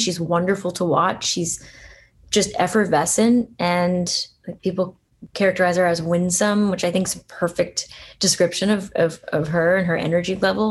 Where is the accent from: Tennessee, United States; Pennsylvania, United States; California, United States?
Pennsylvania, United States; Allentown; I'm not a New Yorker, but I grew up in Allentown, pretty, you know, working class place